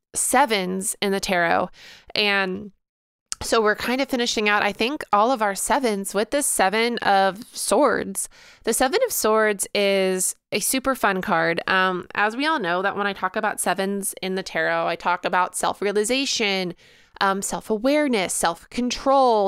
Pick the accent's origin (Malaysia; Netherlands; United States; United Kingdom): United States; Illinois; I actually spent a ton of time in Missouri growing up because I lived so close to it, just like an hour away, um, growing up in Illinois